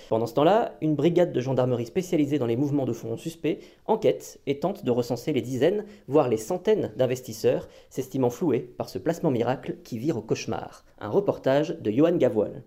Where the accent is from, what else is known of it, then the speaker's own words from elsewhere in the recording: France; chez nous en France